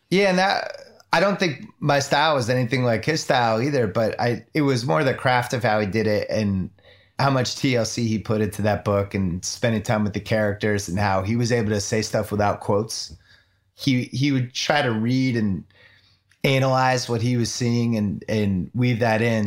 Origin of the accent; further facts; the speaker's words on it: Chestnut Hill, Massachusetts, United States; I grew up in Chestnut Hill, Massachusetts